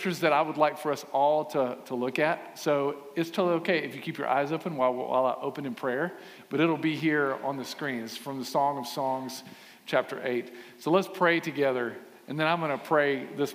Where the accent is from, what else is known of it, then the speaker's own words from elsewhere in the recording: Aiken, South Carolina, United States; I grew up in Aiken, class of 1995, South Aiken High School, thoroughbreds.